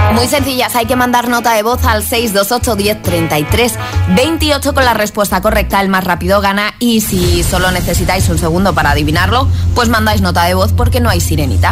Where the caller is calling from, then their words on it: Madrid, Community of Madrid, Spain; Os escucho desde Madrid